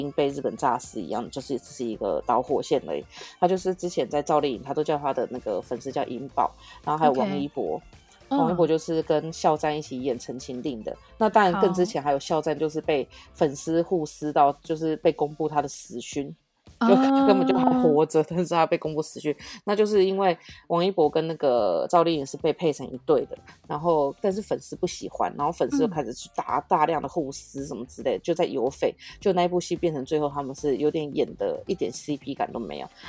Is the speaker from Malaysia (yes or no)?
no; Taiwan; 我觉得台湾人追星一直都很乖巧，